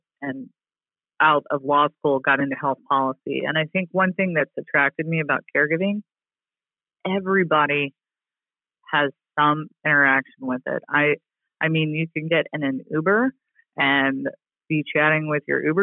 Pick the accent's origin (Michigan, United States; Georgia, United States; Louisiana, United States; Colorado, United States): Louisiana, United States; moved away as an adult; also born or lived in Mississippi; now in Washington, D.C., United States; I grew up in Louisiana and Mississippi